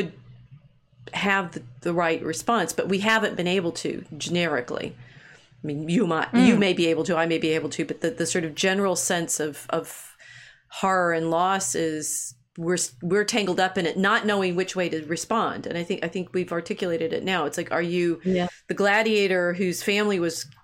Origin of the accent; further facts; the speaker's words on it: United States; as an American